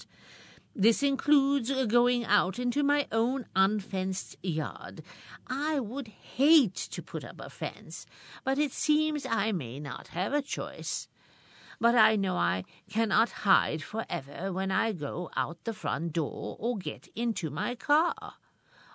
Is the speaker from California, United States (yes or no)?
no; Binghamton, New York, United States; my hometown, Parlor City